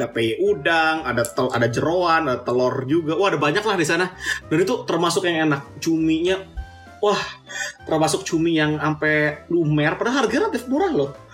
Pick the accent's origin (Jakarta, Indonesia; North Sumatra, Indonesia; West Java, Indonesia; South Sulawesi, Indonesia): Jakarta, Indonesia; gue besar di Jakarta